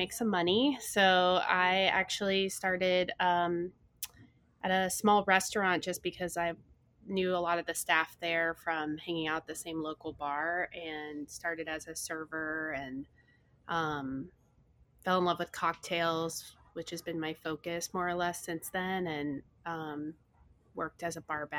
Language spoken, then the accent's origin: English; Texas, United States; I grew up in Texas